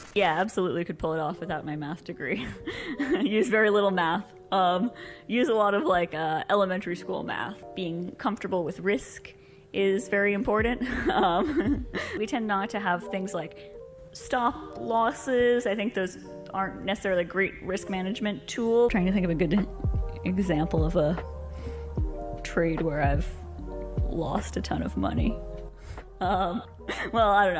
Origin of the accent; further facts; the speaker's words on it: Canada; I'm just a Canadian Bitcoiner.